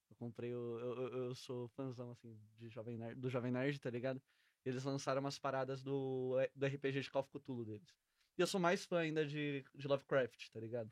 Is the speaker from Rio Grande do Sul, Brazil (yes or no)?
no; Santo André, São Paulo, Brazil; é de onde eu venho, de onde eu sou criado